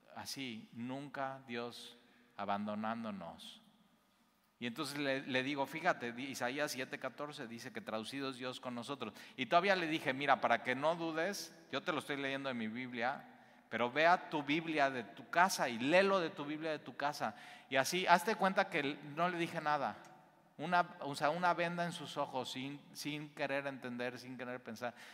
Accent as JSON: {"language": "Spanish", "country": "Mexico", "said": "Nosotros como mexicanos"}